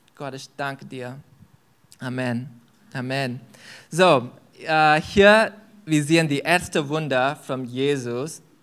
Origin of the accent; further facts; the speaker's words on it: India; German is a second language; moved away; ich komme aus Indien